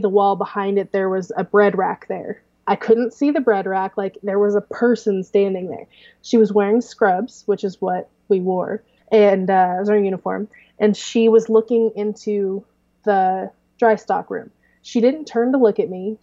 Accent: Clarksburg, Missouri, United States; small was where I grew up in Clarksburg, which is 300

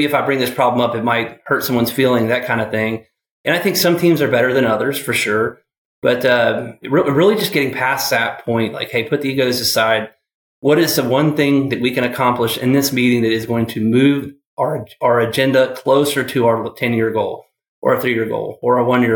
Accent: Atlanta, Georgia, United States; moved away as an adult; also born or lived in Clemson, South Carolina; now in Charlotte, United States; I moved here from Atlanta. Well, I grew up in Atlanta. I went to Clemson and then came to Charlotte

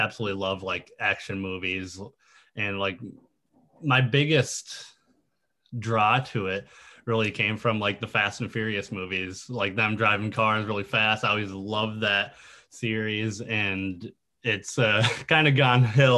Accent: Lino Lakes, Minnesota, United States; moved away as an adult; now in Los Angeles, United States; in Minnesota, of course, born and raised, basically same exact house

